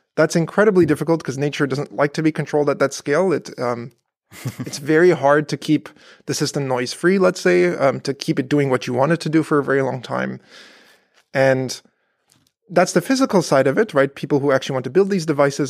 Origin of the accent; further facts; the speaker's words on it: Canada; moved away as an adult; also born or lived in Berkeley, California / Virginia; now in Paderborn, Germany; I grew up in Canada